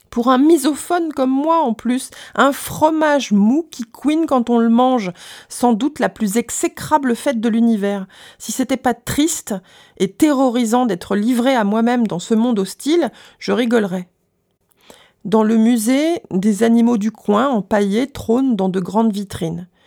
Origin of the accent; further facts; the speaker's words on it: France; euh, je suis français, je ne parle pas ta langue